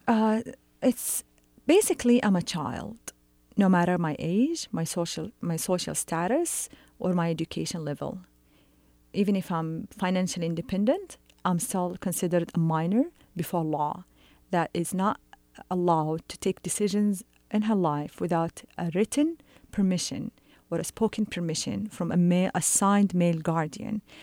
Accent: Saudi Arabia

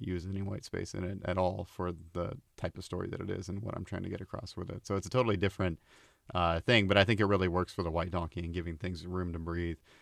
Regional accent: Oregon, United States; moved away as an adult; also born or lived in Portland; I, I, uh, was around a lot of drug abuse, uh, growing up in Oregon

